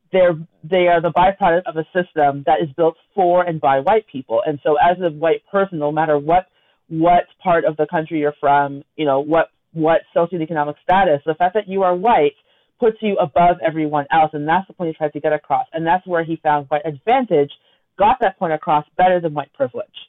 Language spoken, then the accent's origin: English; Toronto, Ontario, Canada; we grew up in Scarborough together